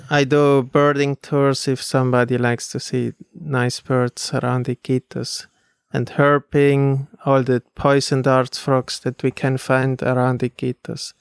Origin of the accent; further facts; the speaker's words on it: Switzerland; moved away as an adult; I grew up in Switzerland